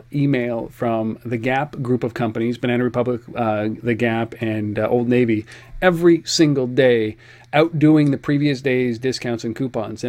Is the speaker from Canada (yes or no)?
yes; Canada; we're Canadian